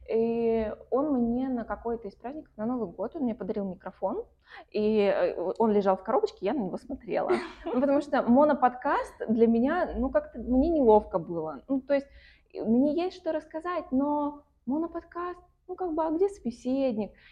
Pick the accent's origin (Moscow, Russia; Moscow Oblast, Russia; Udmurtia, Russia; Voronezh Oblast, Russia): Voronezh Oblast, Russia; Voronezh; now in Saint Petersburg, Russia; я уехала в Петербург, из Воронежа.